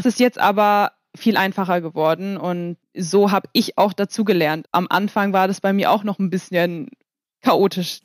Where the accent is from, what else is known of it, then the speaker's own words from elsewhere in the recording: Kiel, Schleswig-Holstein, Germany; ich bin ja in Kiel aufgewachsen